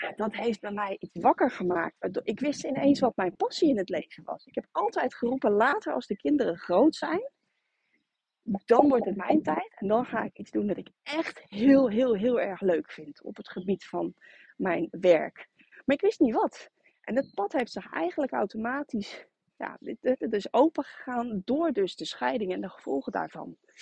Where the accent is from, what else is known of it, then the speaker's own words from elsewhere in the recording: Rotterdam, South Holland, Netherlands; moved away as an adult; now in Harderwijk, Netherlands; En ik kom van oorsprong uit Rotterdam